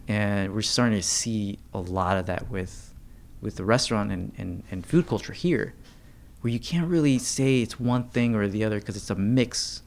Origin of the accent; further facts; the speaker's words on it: United States; just as Americans